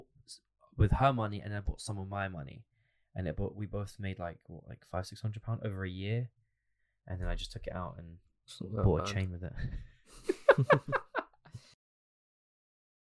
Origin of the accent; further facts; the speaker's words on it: London, United Kingdom; we're from London